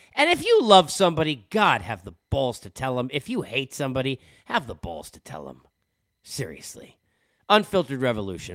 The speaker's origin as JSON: {"language": "English", "region": "New York", "country": "United States", "tie": "born or raised there", "also_born_or_lived": "Los Angeles", "moved": "yes", "lives_now": "Atlanta, United States", "said": "growing up in New York"}